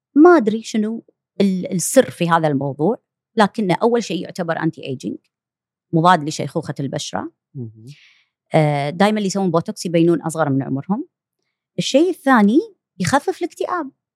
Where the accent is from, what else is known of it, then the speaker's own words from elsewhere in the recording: Kuwait; عندنا بالكويت